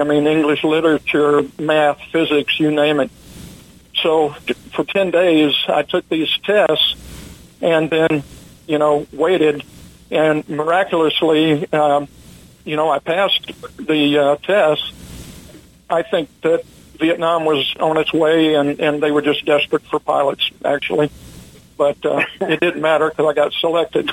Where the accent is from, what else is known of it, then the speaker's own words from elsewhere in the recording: Jackson, Mississippi, United States; I grew up in Jackson, Mississippi